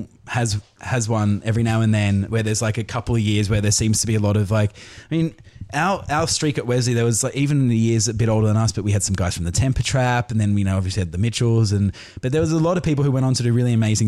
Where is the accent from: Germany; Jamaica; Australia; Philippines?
Australia; moved away as an adult; also born or lived in London, United Kingdom; now in Los Angeles, United States; I was born in England, and then we came to Australia when I was 5, did primary school, secondary school, went, I moved back to England, came back